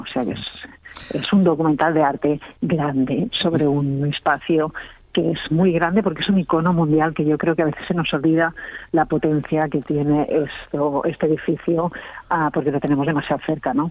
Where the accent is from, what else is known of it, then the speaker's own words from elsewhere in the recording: Catalonia, Spain; yo soy catalana